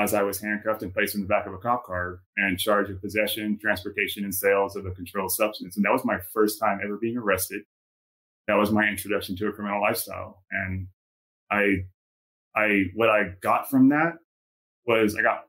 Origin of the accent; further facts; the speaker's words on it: San Antonio, Texas, United States; moved away; also born or lived in Southern California; I was born and raised in San Antonio, Texas